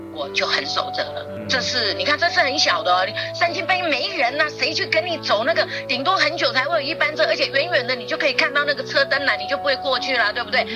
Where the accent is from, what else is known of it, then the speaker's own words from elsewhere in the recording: Taiwan; moved away as an adult; also born or lived in Japan; 我就是台湾人